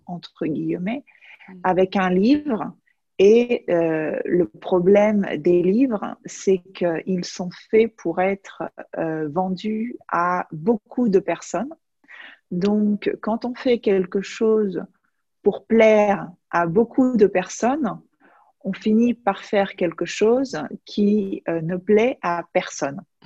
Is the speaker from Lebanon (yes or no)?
no; France; now in Majorca, Spain; je suis française, mais j'habite aux îles Baléares à Majorque